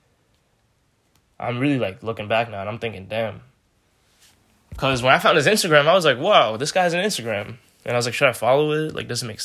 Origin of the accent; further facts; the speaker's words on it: New York, United States; I'm a New Yorker. I live in New York.